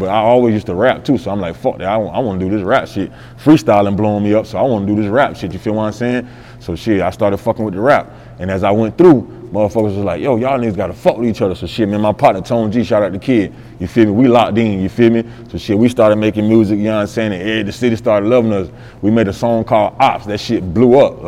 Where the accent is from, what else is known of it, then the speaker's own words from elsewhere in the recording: Sumter, South Carolina, United States; I'm from North Main, you know what I'm saying? That's my side of town back in Sumter